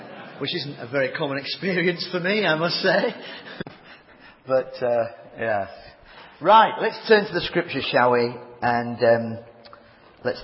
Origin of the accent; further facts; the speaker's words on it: Leeds, Yorkshire and the Humber, United Kingdom; I do come from Leeds. But I'm also a Yorkshireman